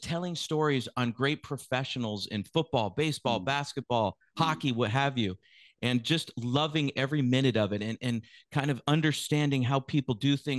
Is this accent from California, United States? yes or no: yes; San Francisco, California, United States; also born or lived in West Coast, United States; I was born in the San Francisco Bay Area, San Francisco specifically, yeah. And I grew up on the West Coast of the United States.